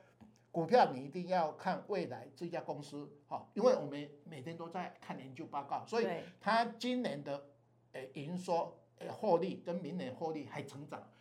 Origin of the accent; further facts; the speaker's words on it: Taiwan; 我们台湾人不喜欢减资嘛